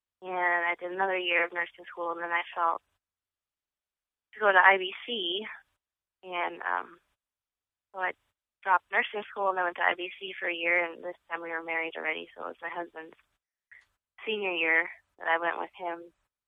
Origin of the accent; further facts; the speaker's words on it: North Dakota, United States; moved away as an adult; now in Watertown, United States; I was born and raised in North Dakota, and my parents were saved about 3 years before I was born. So I had the privilege of being raised in the truth. I received the Holy Ghost and was baptized at age 7.